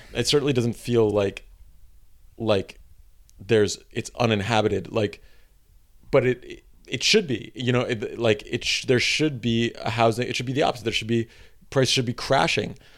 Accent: New York City, New York, United States; I grew up in Greenpoint

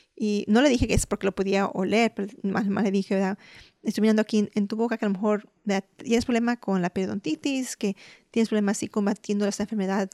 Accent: Mexico; Puede decir como los mexicanos, nosotros comemos huevos este, rancheros

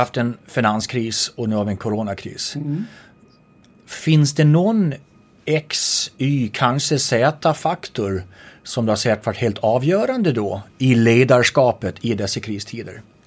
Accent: Gotland, Sweden; accent: Gotlandic; apropå min dialekt, Gotland

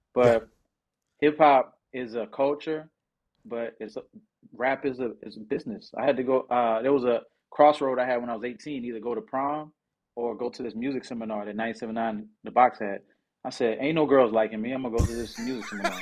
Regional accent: Houston, Texas, United States; also born or lived in New Orleans, Louisiana; I was born in New Orleans and moved when I was, like, three. So I'm Hous-, I'm Houston for life, baby

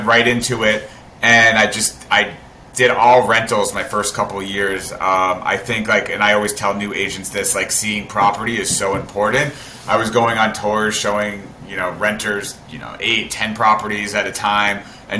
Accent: South Florida, United States; moved away as an adult; also born or lived in Tampa, Florida; now in New York, United States; I'm from South Florida. I moved to New York 10 years ago

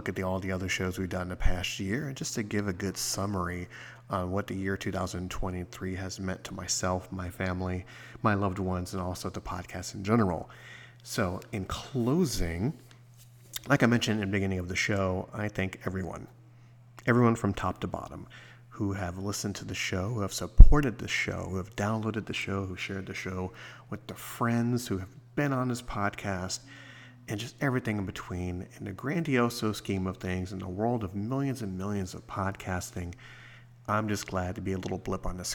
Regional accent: United States; I'm American

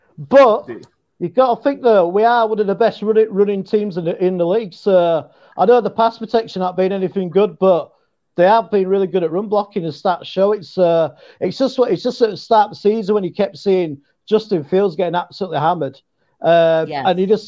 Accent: England, United Kingdom; Hey, Lynn, I'm from England, and it sounded good.

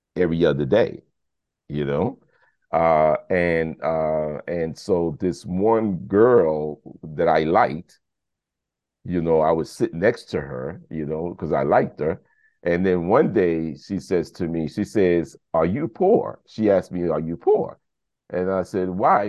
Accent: New York City, New York, United States; also born or lived in Brooklyn; I was born in Brooklyn, but raised in the South Bronx

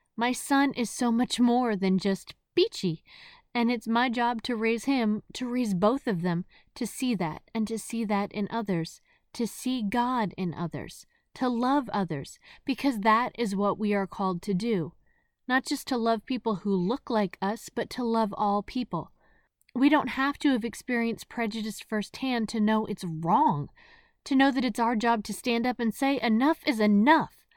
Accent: New Jersey, United States; moved away as an adult; also born or lived in the South; I grew up in New Jersey

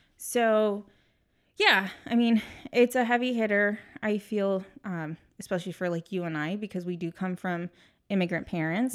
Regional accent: San Diego, California, United States; I was born and raised in San Diego

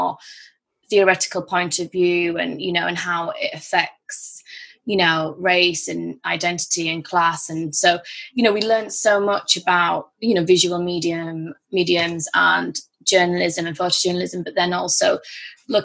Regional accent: Bradford, Yorkshire and the Humber, United Kingdom; also born or lived in Liverpool; I'm from Bradford in Yorkshire, and came back home

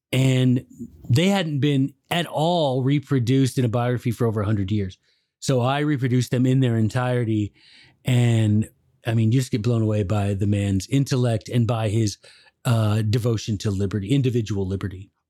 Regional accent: Memphis, Tennessee, United States; I went to law school at the University of Memphis, which is where I'm. That's my hometown

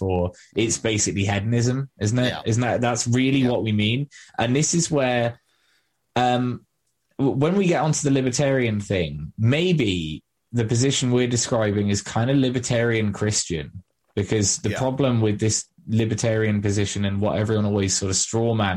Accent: England, United Kingdom

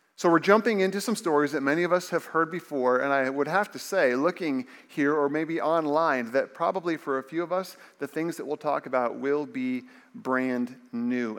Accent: Indiana, United States; I remember growing up in Indiana, my brother and I would watch March Madness with my dad

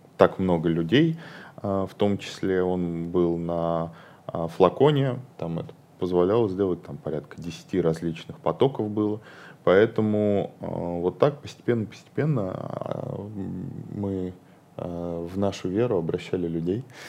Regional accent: Ryazan, Ryazan Oblast, Russia; moved away; я вообще, а, из Рязани, и порой, а, и мне туда надо к родителям съездить

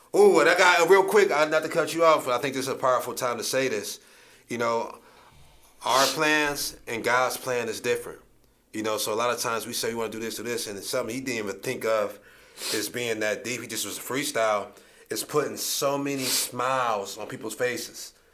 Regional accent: Akron, Ohio, United States

